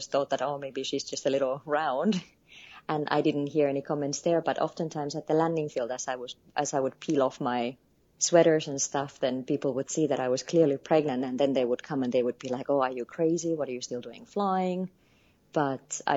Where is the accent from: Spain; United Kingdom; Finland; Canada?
Finland; moved away as an adult; also born or lived in Nepal; I am born and raised in Finland, lived across the world actually for the past few years.